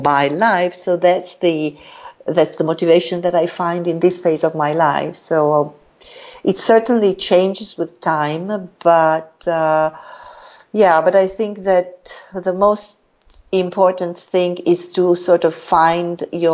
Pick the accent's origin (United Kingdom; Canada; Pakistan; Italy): Italy; moved away as an adult; also born or lived in Africa / Latin America / Middle East; now in Jakarta, Indonesia; I was very much attached to my home country, to Italy.